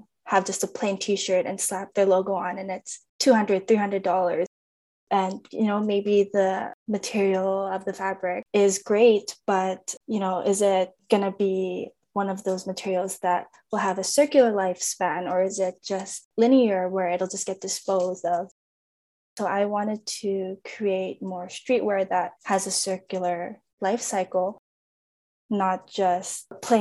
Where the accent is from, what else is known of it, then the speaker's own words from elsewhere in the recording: Winnipeg, Manitoba, Canada; moved away as an adult; now in British Columbia, Canada; I was born and raised in Winnipeg, Manitoba